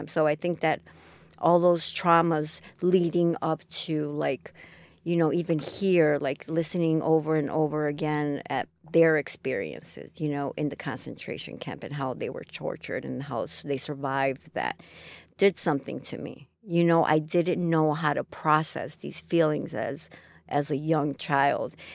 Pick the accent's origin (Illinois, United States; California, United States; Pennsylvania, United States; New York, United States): Illinois, United States; Chicago; also born or lived in Chile; If you ask me where are you from, I'm from Chicago. This is where I grew up.